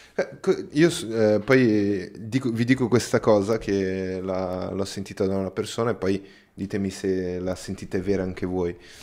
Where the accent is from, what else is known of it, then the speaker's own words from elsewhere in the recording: Brazil; now in Italy; io, non sono italiano, sono, sono brasiliano